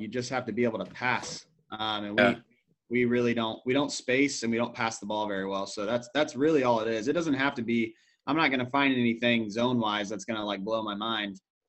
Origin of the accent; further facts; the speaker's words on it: Peoria, Illinois, United States; I'm from Peoria.